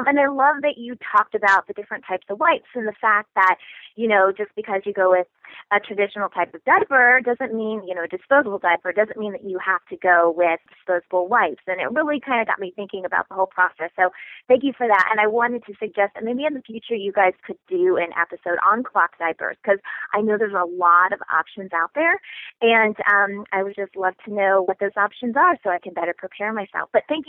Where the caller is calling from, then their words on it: Kansas City, Missouri, United States; Hi, Casey. … I'm calling from Kansas City, Missouri.